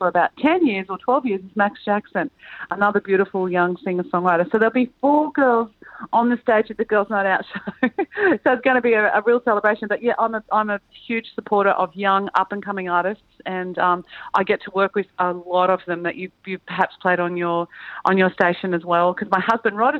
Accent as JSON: {"language": "English", "region": "Queensland", "country": "Australia", "moved": "yes", "lives_now": "Central Coast, Australia", "said": "I'm from Queensland, and I constantly feel cold living down here where we live on the Central Coast of New South Wales."}